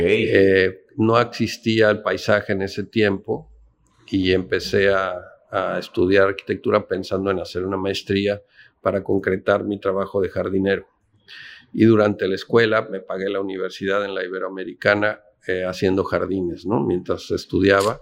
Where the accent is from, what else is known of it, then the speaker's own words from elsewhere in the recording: Mexico City, Mexico; moved away as an adult; also born or lived in Oaxaca; now in Ensenada, Mexico; yo nací en San Ángel, en el sur de la ciudad, cerca de Coyoacán